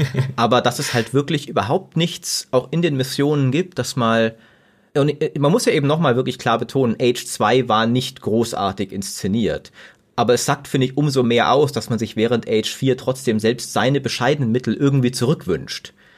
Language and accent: German; Germany; wir als Deutsche